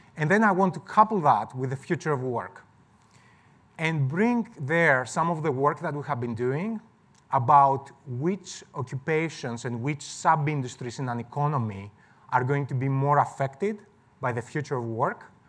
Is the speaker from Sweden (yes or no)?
no; Greece; moved away; I'm from Greece originally.